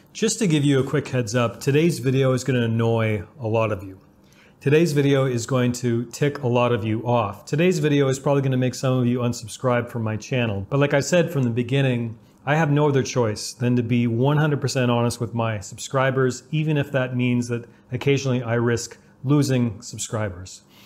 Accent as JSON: {"language": "English", "country": "Canada", "tie": "born or raised there", "said": "growing up in Canada"}